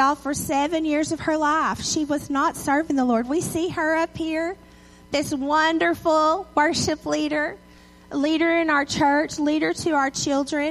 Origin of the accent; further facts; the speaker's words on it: Edgewood, Texas, United States; also born or lived in Tyler, Texas; I grew up in Edgewood with one red light.